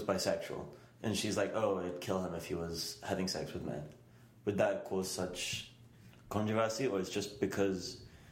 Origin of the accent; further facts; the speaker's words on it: England, United Kingdom; I'm British. And coming from England